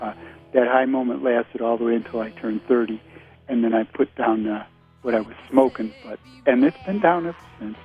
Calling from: Chicago, Illinois, United States; I'm calling from Chicago

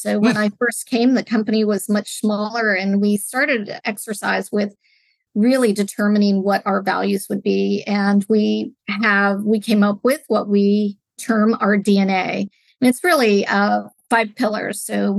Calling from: California, United States; I am joining from the Bay Area in California, just south of San Francisco, where our company is based out of San Francisco, California.

